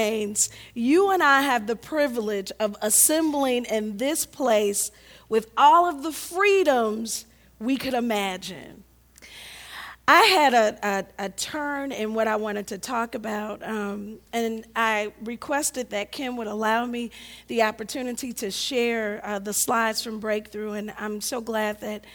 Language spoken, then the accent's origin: English; St. Louis, Missouri, United States; now in Chicago, United States; I'm growing up in St. Louis. I grew up on the west side